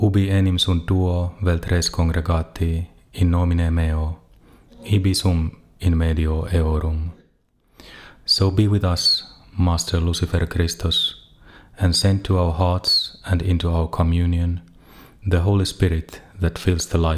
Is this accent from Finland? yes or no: yes; Eastern Finland, Finland; I'm from Eastern Finland, where we talk quite a lot